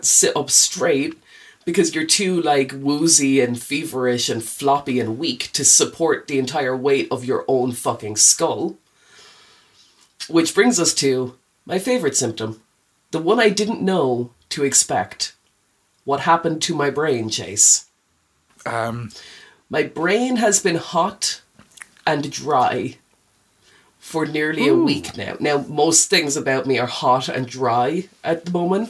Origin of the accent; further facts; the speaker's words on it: New Ross, County Wexford, Ireland; I'm from New Ross.